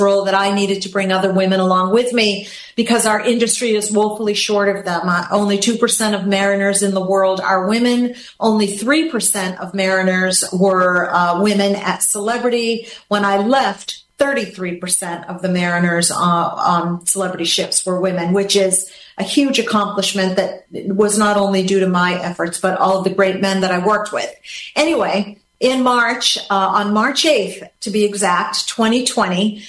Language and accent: English; Gloucester, Massachusetts, United States; moved away as an adult; now in Florida, United States; I'm a girl from a small town in Massachusetts, Gloucester, Massachusetts